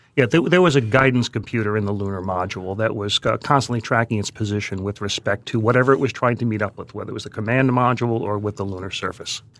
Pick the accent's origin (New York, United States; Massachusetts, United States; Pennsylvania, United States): New York, United States; New York City; I grew up in Queens